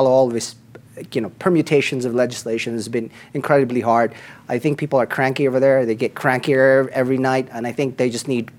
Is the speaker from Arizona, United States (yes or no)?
yes; Arizona, United States; now in Colorado, United States; I'm from Arizona